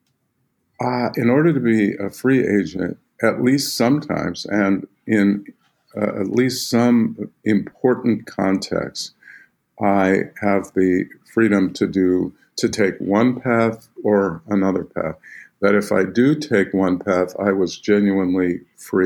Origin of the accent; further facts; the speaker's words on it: Northern California, United States; I grew up in Northern California